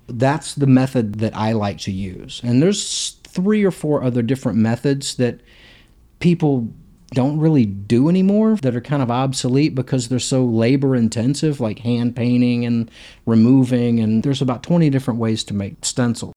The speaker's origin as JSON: {"language": "English", "town": "Hattiesburg", "region": "Mississippi", "country": "United States", "tie": "born or raised there", "also_born_or_lived": "Louisiana", "moved": "yes", "lives_now": "Nashville, United States", "said": "I grew up in Hattiesburg, Mississippi. I was born in Louisiana, and we moved there when I was probably in kindergarten"}